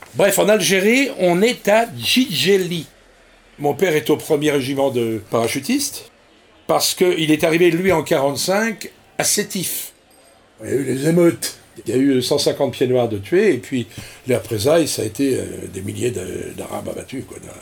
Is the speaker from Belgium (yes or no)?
no; Brittany, France; Je rentre à l'école des mousses de l'Octudie, au Dourdi, chez moi en Bretagne